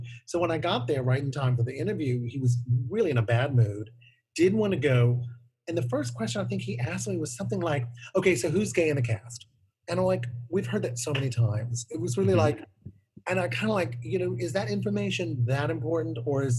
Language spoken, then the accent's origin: English; New Orleans, Louisiana, United States; I'm working on a piece that I wrote called Dear Mr. Williams about growing up in New Orleans and my story